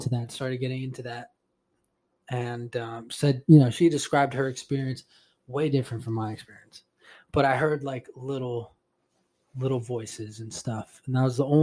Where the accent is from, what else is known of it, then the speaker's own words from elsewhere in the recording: Puerto Rico; I'm Spanish. I'm from Puerto Rico.